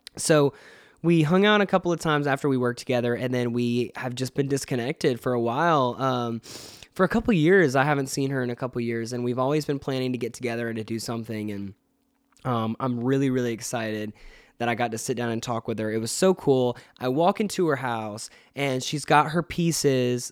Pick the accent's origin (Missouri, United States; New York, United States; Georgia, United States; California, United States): Georgia, United States; Atlanta; I live in Atlanta and I'm from Atlanta